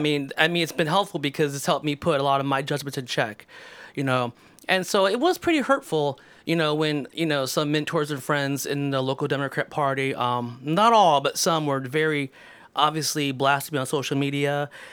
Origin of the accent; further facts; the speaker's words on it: Mansfield, Ohio, United States; also born or lived in Texas / Columbus, Ohio; my brother and I were born in Texas, so m, when we moved here when we were little, uh, we've been in Mansfield most of our life